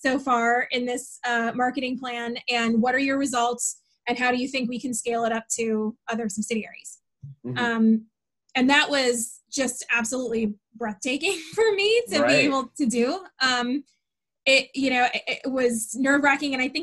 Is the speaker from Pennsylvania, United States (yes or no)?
yes; Warren, Pennsylvania, United States; we're from Warren, Pennsylvania, where the closest airport is 3 hours away